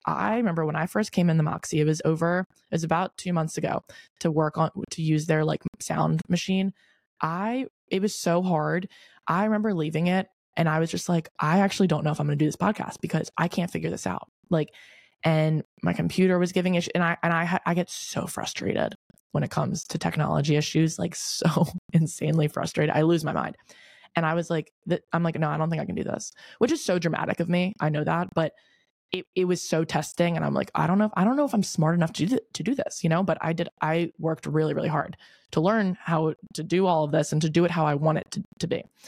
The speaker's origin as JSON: {"language": "English", "region": "Delaware", "country": "United States", "also_born_or_lived": "Newark, Delaware / Wilmington, Delaware", "moved": "as an adult", "lives_now": "Charleston, United States", "said": "I'm from Delaware. I think I've said this before, but I'm from Delaware. I live in Newark, but I went to high school in Wilmington."}